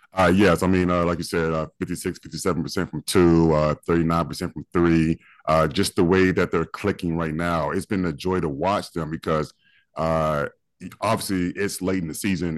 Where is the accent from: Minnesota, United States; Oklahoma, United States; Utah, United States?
Oklahoma, United States; moved away; I grew up in Oklahoma